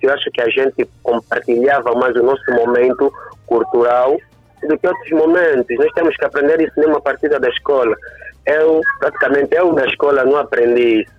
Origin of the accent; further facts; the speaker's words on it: Angola; nós, como angolanos, os donos da própria cultura